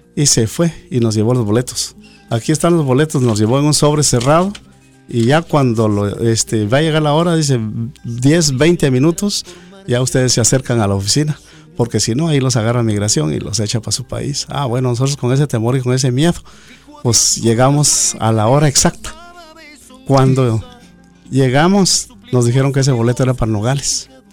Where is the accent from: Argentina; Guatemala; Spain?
Guatemala; Cuilco, Huehuetenango; moved away as an adult; now in United States; somos originarios de Cuilco, Huehuetenango